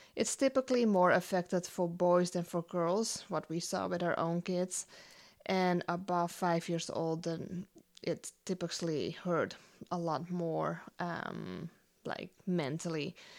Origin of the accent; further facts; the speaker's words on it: Netherlands; moved away as an adult; now in United States; I grew up in the Netherlands, um, was born and raised there